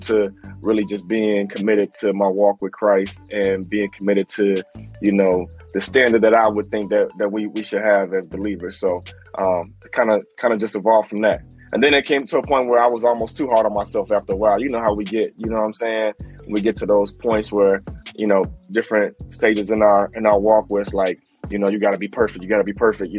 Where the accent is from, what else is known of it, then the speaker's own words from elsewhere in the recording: Chicago, Illinois, United States; I'm actually originally from Chicago as well. So shout out to the Shy. You know what I mean? I accepted the Lord in my life at the age of 7. At an early age, and then of course growing up in Chicago